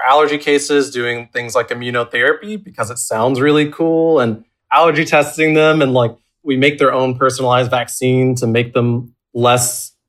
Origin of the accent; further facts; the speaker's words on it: Georgia, United States; also born or lived in South Texas; now in Kentucky, United States; I'm from Georgia